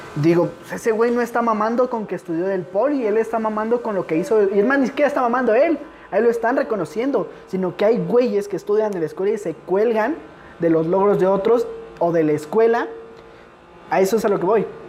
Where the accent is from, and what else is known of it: Valley of Mexico, Mexico